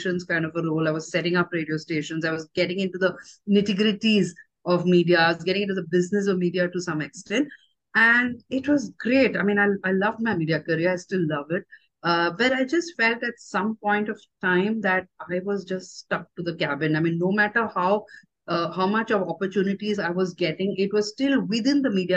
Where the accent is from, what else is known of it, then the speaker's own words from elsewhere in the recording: Chennai, Tamil Nadu, India; moved away as an adult; also born or lived in Bombay / Bangalore; This was in Chennai, and I grew up in Chennai.